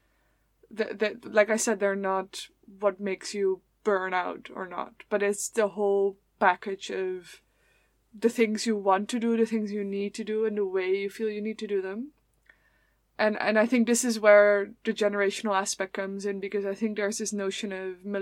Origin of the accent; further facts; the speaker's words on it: Netherlands; moved away; I'm from the Netherlands